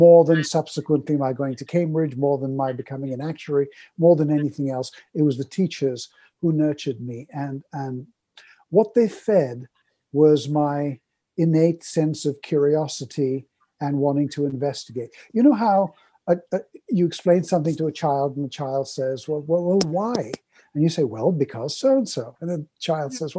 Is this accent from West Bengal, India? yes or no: yes; Kolkata, West Bengal, India; now in Canada; I was born in Calcutta, India, from a Middle Eastern family that had come from Baghdad, Aleppo, places like